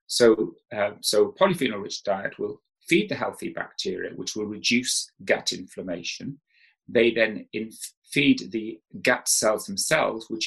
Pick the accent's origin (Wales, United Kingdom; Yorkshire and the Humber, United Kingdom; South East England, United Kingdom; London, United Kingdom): Wales, United Kingdom; South; I didn't know what a herb was when I grew up in South Wales